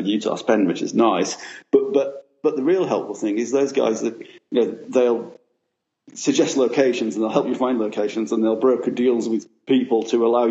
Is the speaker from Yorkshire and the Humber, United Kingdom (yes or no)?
yes; Sheffield, Yorkshire and the Humber, United Kingdom; now in London, United Kingdom; I'm from Sheffield originally, but I've been living in London for, I don't know, 15, 20 years